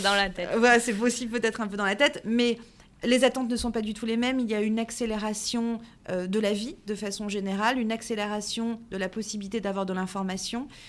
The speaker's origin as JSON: {"language": "French", "area": "Paris region", "region": "Île-de-France", "country": "France", "tie": "born or raised there", "said": "je suis née en région parisienne, euh, d'une maman corésienne et d'un papa portugais"}